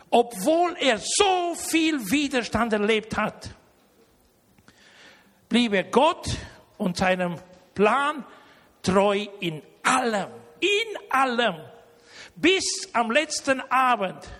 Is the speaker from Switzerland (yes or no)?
no; Germany; Und wenn nicht nur ich als Deutscher einen aus Deutschland zu mir einlade, sondern auch einen aus Rumänien. Ihr wisst ja, ich komme ja nicht aus Rumänien, ja.